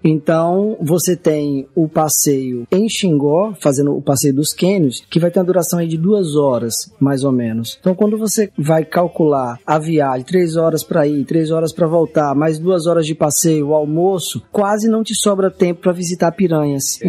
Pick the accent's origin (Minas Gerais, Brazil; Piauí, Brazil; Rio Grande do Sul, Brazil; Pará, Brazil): Minas Gerais, Brazil; now in Aracaju, Brazil; apesar de não ser sergipano, eu sou mineiro, mas moro aqui há 24 anos